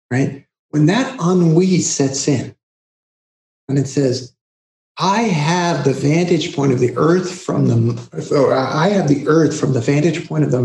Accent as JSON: {"language": "English", "town": "New York City", "region": "New York", "country": "United States", "tie": "born or raised there", "also_born_or_lived": "Queens", "said": "growing up in Brooklyn and then later moving to Queens"}